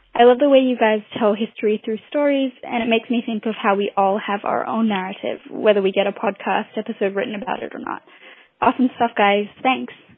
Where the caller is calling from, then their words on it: Singapore; I'm calling from Singapore.